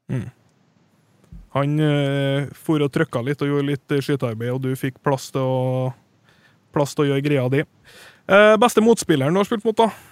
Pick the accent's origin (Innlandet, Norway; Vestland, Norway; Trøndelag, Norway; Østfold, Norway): Trøndelag, Norway; For min del, som trønder